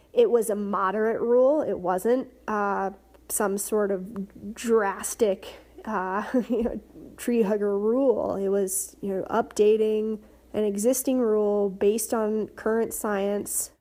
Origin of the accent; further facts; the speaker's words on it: Appalachia, eastern Kentucky, United States; We grew up with water contamination issues